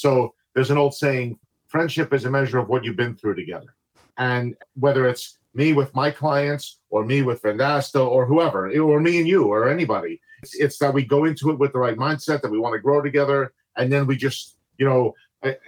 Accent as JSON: {"language": "English", "area": "New Jersey", "region": "New York metropolitan area", "country": "United States", "moved": "yes", "lives_now": "Maryland, United States", "said": "I'm originally from the New York, New Jersey, tri-state area. I live in Maryland for the latest half of my life"}